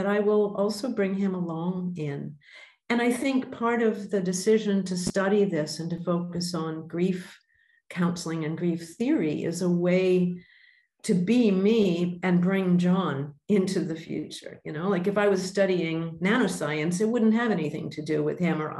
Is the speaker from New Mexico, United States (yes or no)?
no; Boston, Massachusetts, United States; moved away as an adult; also born or lived in Indonesia; now in Australia; I was born in Boston